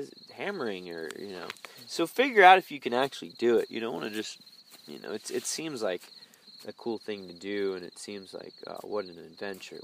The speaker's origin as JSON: {"language": "English", "town": "Plano", "region": "Texas", "country": "United States", "tie": "born or raised there", "also_born_or_lived": "Durban, South Africa", "said": "a white boy in Dallas living in Plano where I grew up"}